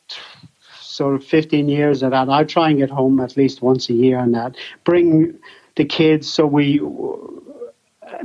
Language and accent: English; Clara, County Offaly, Ireland; moved away as an adult; now in Germany; I've great memories of growing up in the Green